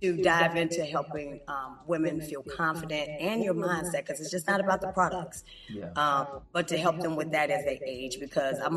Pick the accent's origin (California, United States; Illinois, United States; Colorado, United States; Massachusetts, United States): Illinois, United States; Chicago; moved away as an adult; now in Atlanta, United States; I'm from Chicago